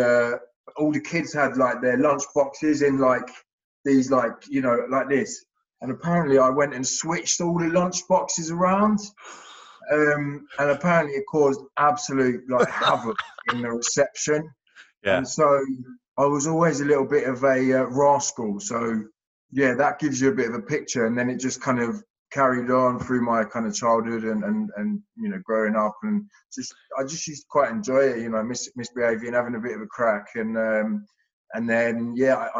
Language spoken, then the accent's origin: English; Hertfordshire / Essex, East of England, United Kingdom; I grew up down in Hertfordshire in Essex